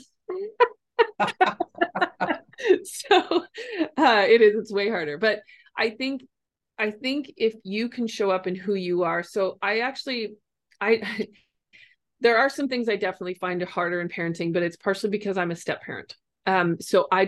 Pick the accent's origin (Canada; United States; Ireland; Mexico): Canada; Ontario; I'm from Ontario and Canada